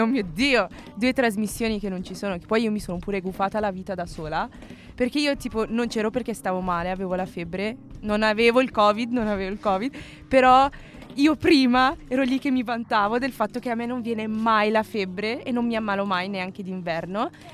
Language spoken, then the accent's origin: Italian; Milan, Lombardy, Italy; sono nata qui, sono cresciuta qui, sono sempre stata qui milanese